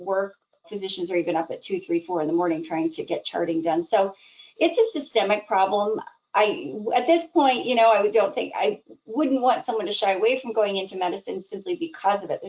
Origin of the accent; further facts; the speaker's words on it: Idaho, United States; moved away as an adult; also born or lived in Midwest / Seattle, Washington; now in Michigan, United States; I actually was originally born in the Midwest, ended up growing up in Idaho, though, because my dad was a nuclear engineer